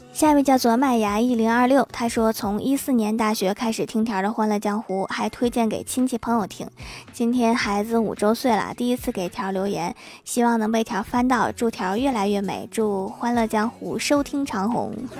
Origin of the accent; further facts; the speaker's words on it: Northeast China, China; accent: Northeastern (Dongbei); 用我们东北话是这么说的